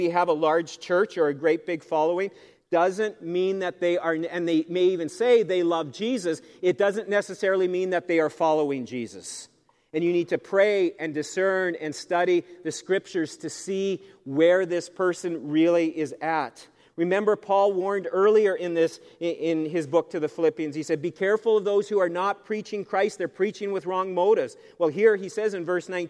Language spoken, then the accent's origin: English; Canada; being a Canadian citizen is something to be treasured. This is a great country to be from.